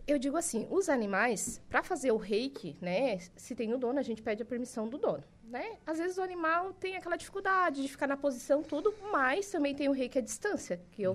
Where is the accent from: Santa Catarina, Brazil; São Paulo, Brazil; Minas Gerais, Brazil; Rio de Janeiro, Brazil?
Santa Catarina, Brazil; Araranguá; moved away as an adult; now in Jaraguá do Sul, Brazil; eu sou natural de Araranguá